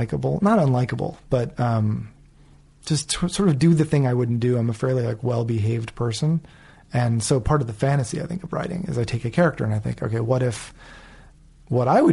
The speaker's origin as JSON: {"language": "English", "region": "New England", "country": "United States", "also_born_or_lived": "Los Angeles", "moved": "yes", "lives_now": "New York, United States", "said": "I'm from East Coast, New England."}